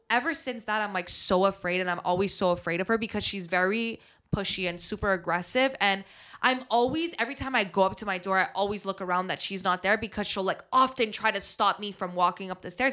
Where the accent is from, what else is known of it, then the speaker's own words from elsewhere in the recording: Montreal, Quebec, Canada; growing up in Montreal